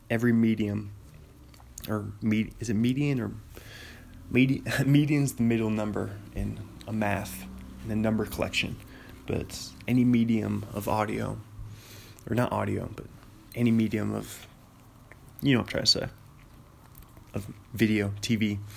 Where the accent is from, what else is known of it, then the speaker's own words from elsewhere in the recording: Bothell, Washington, United States; where I grew up in Bothell, in Seattle area.